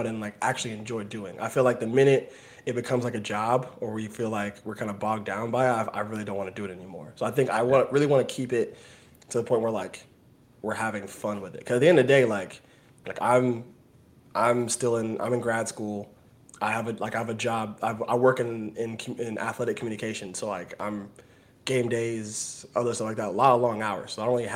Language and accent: English; Atlanta, Georgia, United States; now in West Palm Beach, United States; I'm from Atlanta